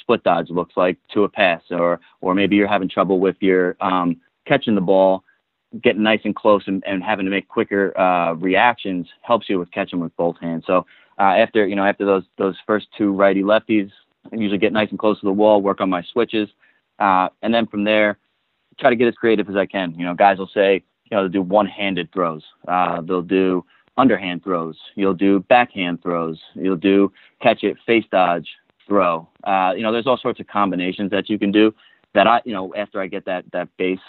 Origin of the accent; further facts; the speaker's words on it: Long Island, New York, United States; I grew up on Long Island